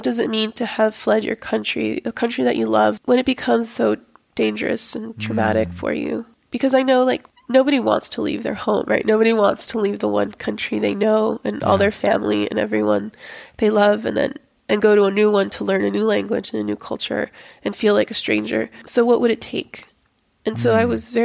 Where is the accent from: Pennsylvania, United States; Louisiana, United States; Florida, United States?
Florida, United States; Miami; also born or lived in Lima, Peru; I grew up in Miami